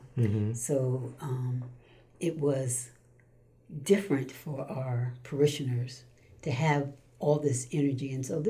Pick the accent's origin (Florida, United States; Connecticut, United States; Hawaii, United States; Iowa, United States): Connecticut, United States; Stamford; also born or lived in New York City, United States; Stamford, Connecticut.